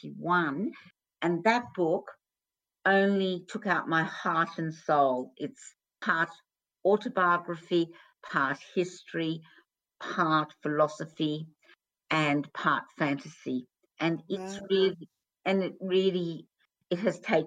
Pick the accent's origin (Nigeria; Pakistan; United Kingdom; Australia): Australia; When I was growing up in Australia